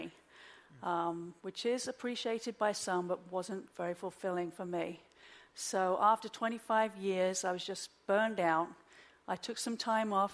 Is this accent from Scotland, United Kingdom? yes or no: no; London, United Kingdom; moved away as an adult; also born or lived in Oxford; now in Wilmington, United States; I'm originally from London. I was born and raised in London